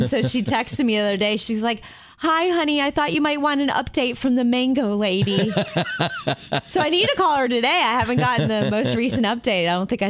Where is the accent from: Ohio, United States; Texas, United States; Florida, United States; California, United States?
Florida, United States; Jupiter; moved away; we grew up in Jupiter, Florida. That's where my mom still lives, in the house I grew up in.